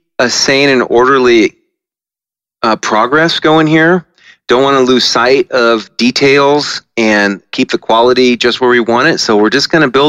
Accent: Medford, Oregon, United States; now in Eugene, United States; I was born down in Medford, so I've been in Oregon all my life

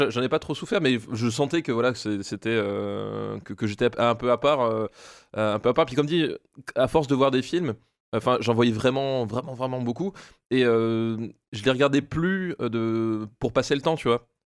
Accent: Alsace, Grand Est, France; En Alsace. Moi, je suis alsacien de base. Enfin, alsacien. Je suis né en Alsace en tout cas.

